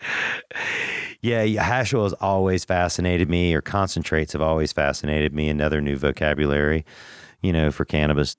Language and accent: English; Macon, Georgia, United States; I'm from Macon, Georgia. Mac Town